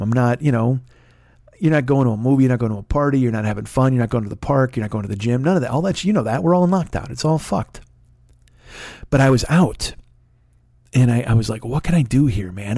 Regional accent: Midwest, United States; born or raised there

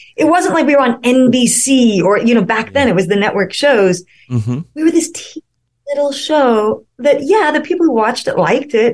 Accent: the West, United States; moved away as an adult; also born or lived in Arizona / Colorado / New York; I grew up mostly in the West. So, you know, Arizona and Colorado and places

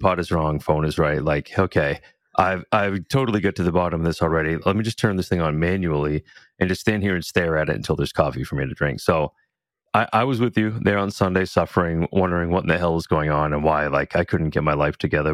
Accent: New England, United States; growing up in New England

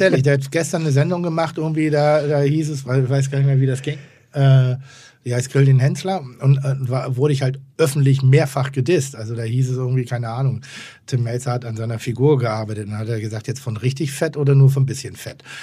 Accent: Northern Germany, Germany; ich bin Norddeutscher

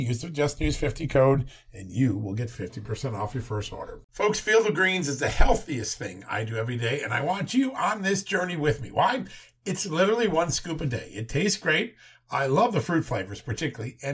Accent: Virginia, United States; my home state, the great Commonwealth of Virginia

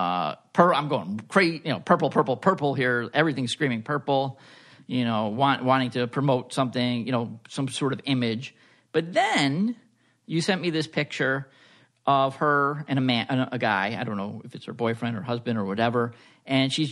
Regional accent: Long Island, New York, United States; accent: Long Island; my Long Island accent

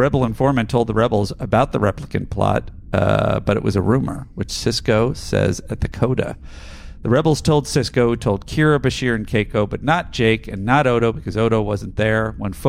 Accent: Adelaide, South Australia, Australia; but I'm also from Australia's big country town of Adelaide. I can confirm that we definitely have a unique provincial dialect, which is a little more posh than our eastern counterparts

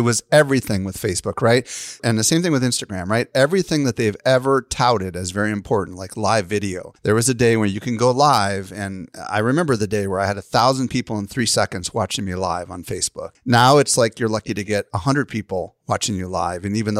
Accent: Midwest, United States; Free is like, I don't know, I grew up in the Midwest and we had these little light zappers, you know, and the bugs would fly towards it.

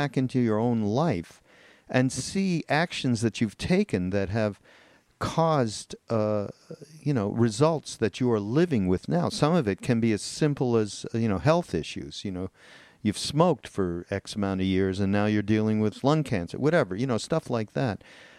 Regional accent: Montreal, Quebec, Canada; I'm from Montreal. You know that. And when I was a kid growing up and I was in high school

